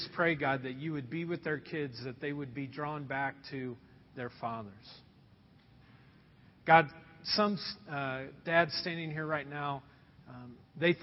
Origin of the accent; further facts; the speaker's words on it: Anderson, United States; moved away; the house that I was raised in Anderson